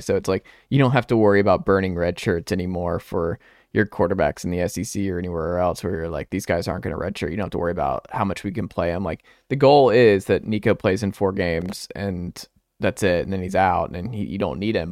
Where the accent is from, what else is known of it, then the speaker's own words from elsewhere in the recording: Parkview area, Georgia, United States; also born or lived in Knoxville; growing up in the Park View area with the checkerboard